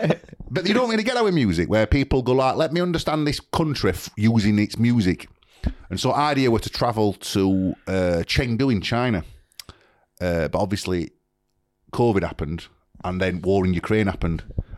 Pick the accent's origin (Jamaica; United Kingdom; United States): United Kingdom; Sheffield, Yorkshire and the Humber; I'm from Sheffield, Twin Cities, blah, blah, blah.